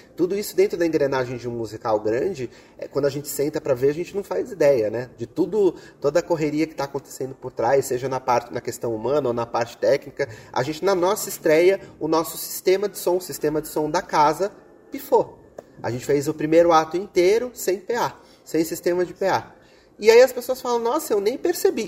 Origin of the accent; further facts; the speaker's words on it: Brazil; nós, como brasileiros